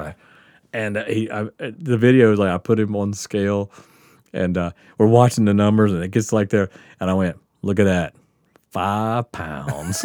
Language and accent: English; Biloxi, Mississippi, United States; moved away as an adult; also born or lived in Kansas / Nebraska; now in Portland, United States; growing up on the Gulf Coast where you just, there's always water